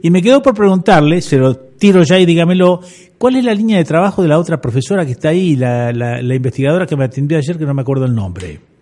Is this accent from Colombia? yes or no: no; Necochea, Buenos Aires Province, Argentina; moved away as an adult; also born or lived in La Plata; yo cuando me fui de acá de Necochea